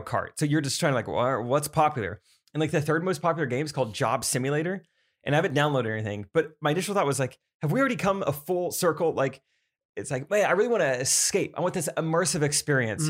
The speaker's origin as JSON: {"language": "English", "area": "Strafford", "region": "Missouri", "country": "United States", "said": "I'm from Stratford"}